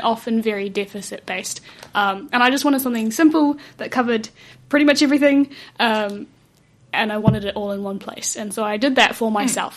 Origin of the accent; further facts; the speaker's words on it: South Africa; moved away; we come from South Africa